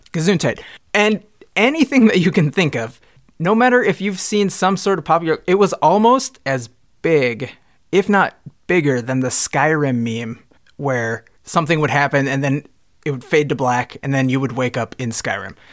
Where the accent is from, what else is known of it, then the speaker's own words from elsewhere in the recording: Minnesota, United States; I'm from Minnesota. I'm fifteen years old